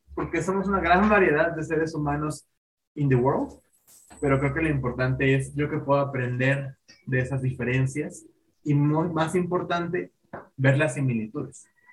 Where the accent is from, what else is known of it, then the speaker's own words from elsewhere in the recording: Mexico; nosotros como mexicanos